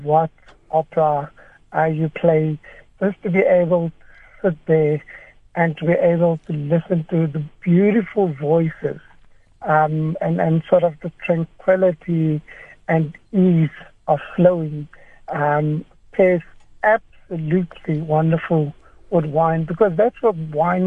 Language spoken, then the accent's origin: English; South Africa; as South African palates